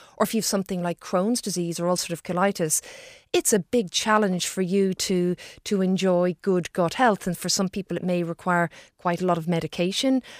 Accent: Ireland; as Irish people

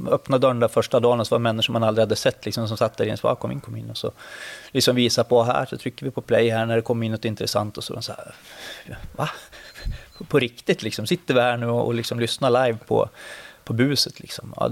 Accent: Örnsköldsvik, Västernorrland County, Sweden; moved away as an adult; also born or lived in Sundsvall; Örnsköldsvik där jag kommer ifrån.

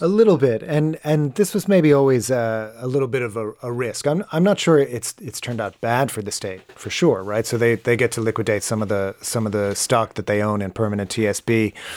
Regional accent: United States; moved away as an adult; now in Ireland; living in Ireland, uh, uh, as an American who grew up in a much sunnier climate

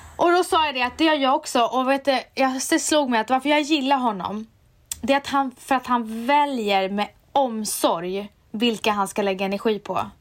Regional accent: Umeå, Västerbotten County, Sweden; jag är från Umeå

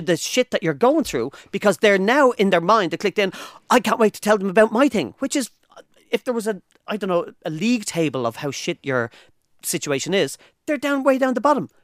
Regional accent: Ireland

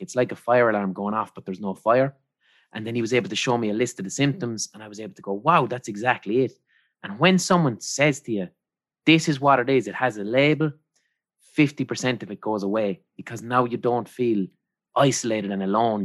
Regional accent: Ireland; growing up in Ireland

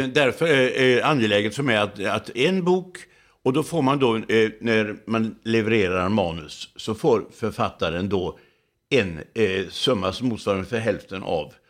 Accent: Laholm, Halland County, Sweden; i min hemstad Laholm

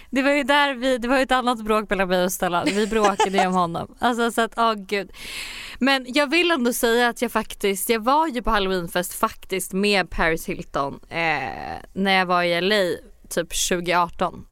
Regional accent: Sweden; moved away as an adult; now in New York, United States; jag sa att jag var från Sverige.

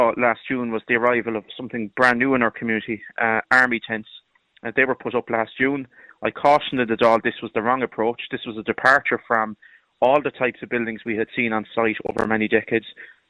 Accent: Meelic, Munster, Ireland; Well, look, I'm from Meelic, where Knocklasheen, I think everyone in the country has heard of that in recent weeks.

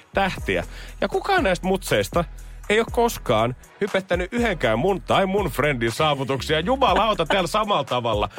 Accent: Helsinki, Uusimaa, Finland; Minä ja Joel Pohjanpalaisessa ollaan kasvettu Helsingissä samalla asuinalueella, eli Ruoholahdessa lapsuutemme

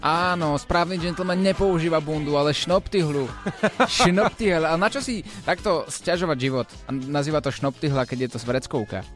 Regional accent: Slovakia; Odkiaľ si? Zo Slovenska.

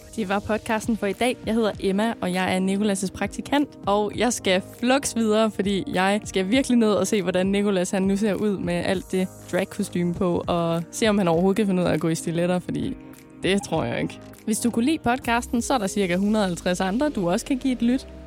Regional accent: Kolding, Southern Denmark, Denmark; moved away; hjemme i Kolding, hjemme i Kolding siger jeg, jeg er flyttet. Men øh, da jeg boede i Kolding

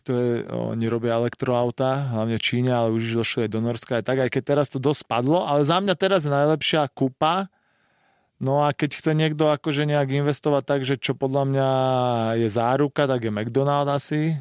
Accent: Bratislava, Bratislava Region, Slovakia; doma v Bratislave

